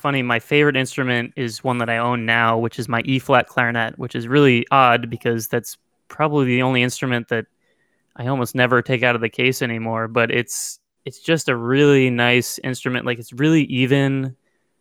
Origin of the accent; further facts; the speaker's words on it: Midwest, United States; I'm from the Midwest, which is perhaps the most boring place you could be from